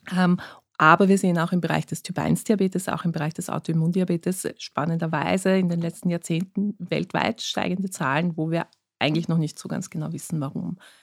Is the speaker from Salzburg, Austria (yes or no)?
no; Vienna, Austria; Ich bin in Wien geboren, aufgewachsen und habe auch studiert